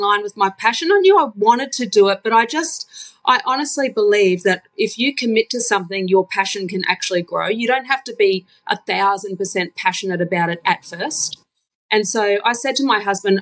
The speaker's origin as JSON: {"language": "English", "town": "Townsville", "region": "Queensland", "country": "Australia", "tie": "born or raised there", "moved": "as an adult", "lives_now": "Brisbane, Australia", "said": "So I'm a Townsville girl, born and bred. And I've been living in Brisbane for the last almost 20 years."}